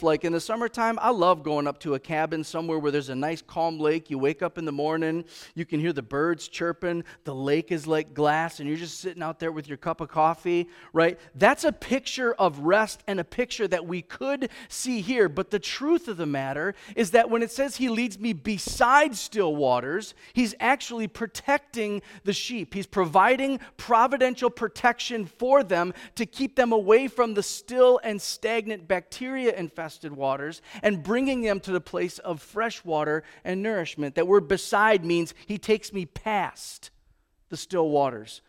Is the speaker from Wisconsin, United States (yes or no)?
yes; Racine, Wisconsin, United States; now in Kimberly, United States; I grew up in Racine